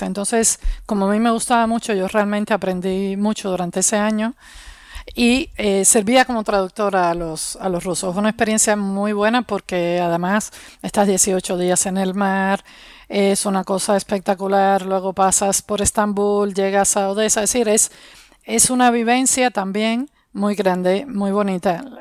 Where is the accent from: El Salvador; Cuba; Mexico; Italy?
Cuba; Havana; moved away as an adult; also born or lived in Soviet Union; now in Spain; Vengo de Cuba, de La Habana, como todos los cubanos, todos los cubanos somos de La Habana